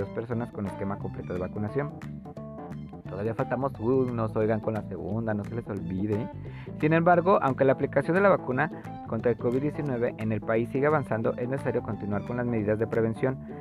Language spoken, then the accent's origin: Spanish; Zapopan, Jalisco, Mexico; Yo soy, yo nací en Zapopan, oigan, soy zapopano.